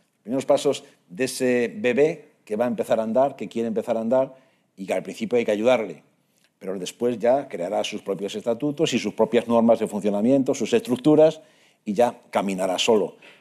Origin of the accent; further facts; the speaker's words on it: Monforte de Lemos, Galicia, Spain; El equipo de mi pueblo es el Lemos, que estuvo en tercera división durante mucho tiempo, incluso pudo ascender a segunda B en su momento, pero que ahora está en regional